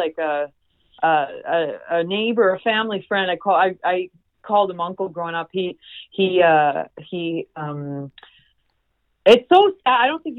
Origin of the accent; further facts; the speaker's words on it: Mortlach, Saskatchewan, Canada; also born or lived in Parkbeg, Saskatchewan; I was from a farm nestled in between Mortlach and Park Big. So I'm technically from like both communities